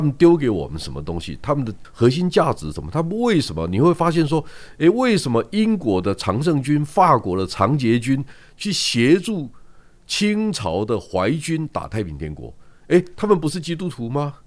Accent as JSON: {"language": "Chinese", "region": "Yilan County", "country": "Taiwan", "tie": "born or raised there", "said": "他跟我念同一个国中，因为我是宜兰人"}